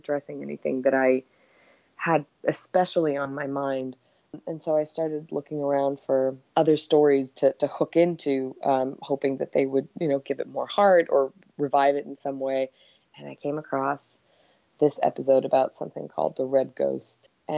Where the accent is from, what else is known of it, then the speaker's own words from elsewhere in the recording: Egypt; also born or lived in Yugoslavia / Cyprus; now in United States; we left and we spent years on the move. We were in Cyprus for a while. I grew up in Egypt. We came to the States and moved around basically every 3 years.